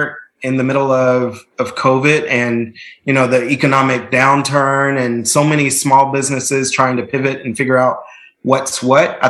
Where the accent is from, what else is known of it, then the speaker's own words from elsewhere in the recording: Nashville, Tennessee, United States; I'm from Nashville. I'm a fifth generation Nashvillian. So my family has deep, deep roots in the community, went to public schools all the way through, graduated from Hume Fogg